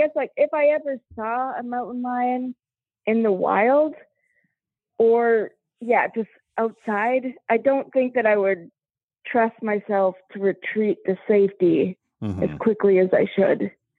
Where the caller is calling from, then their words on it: Fargo, North Dakota, United States; From Fargo. Fargo.